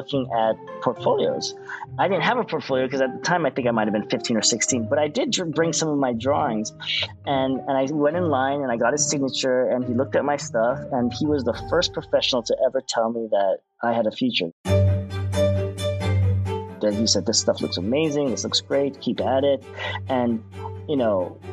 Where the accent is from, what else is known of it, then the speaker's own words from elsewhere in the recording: Orange County, California, United States; growing up in Orange County